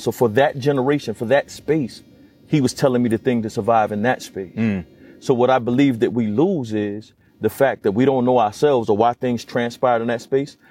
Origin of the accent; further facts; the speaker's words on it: Conway, South Carolina, United States; I come from Conway, South Carolina. In Conway, South Carolina, we're in a space where our road was pretty much divided in the city. I came up where it's still Confederate Memorial Day in our city